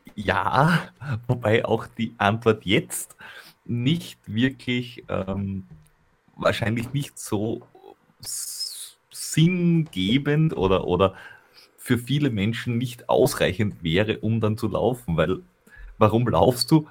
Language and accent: German; Veitsch, Styria, Austria; aus meiner Heimat oder äh, wo ich aufgewachsen bin